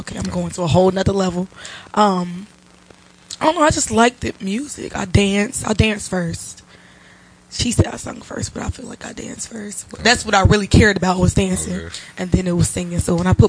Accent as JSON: {"language": "English", "town": "Cincinnati", "region": "Ohio", "country": "United States", "said": "I am from Cincinnati, Ohio."}